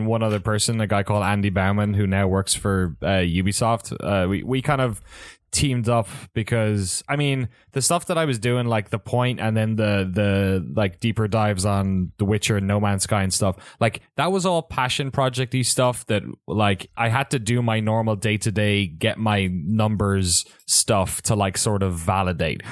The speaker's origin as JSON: {"language": "English", "country": "Ireland", "tie": "born or raised there", "also_born_or_lived": "San Francisco, United States", "moved": "as an adult", "lives_now": "San Francisco Bay Area, United States", "said": "I grew up in Ireland"}